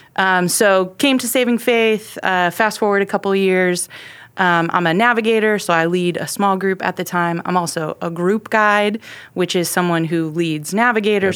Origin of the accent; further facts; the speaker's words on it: Ohio, United States; moved away as an adult; now in Texas, United States; I grew up in Ohio, in a small town